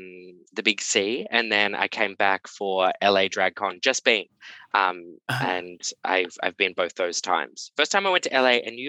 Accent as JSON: {"language": "English", "town": "Canberra", "region": "Australian Capital Territory", "country": "Australia", "tie": "born or raised there", "said": "I grew up in Canberra, which is the capital city of Australia, but it's a tiny city. It's got 400,000 people. So it's one of the smallest cities in Australia. And it's very liberal. It's very left wing, tiny little town, all the governments there."}